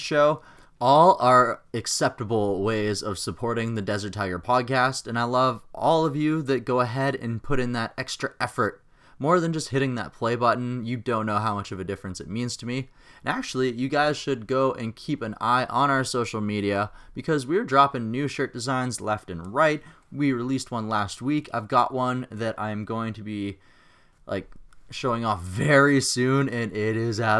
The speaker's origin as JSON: {"language": "English", "town": "Regina", "region": "Saskatchewan", "country": "Canada", "tie": "born or raised there", "said": "my hometown of Regina, Saskatchewan"}